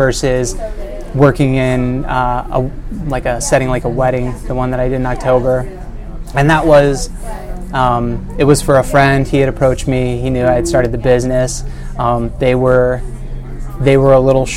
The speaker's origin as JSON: {"language": "English", "region": "Michigan", "country": "United States", "also_born_or_lived": "Ohio", "moved": "yes", "lives_now": "Carmel, United States", "said": "I'm originally from Michigan"}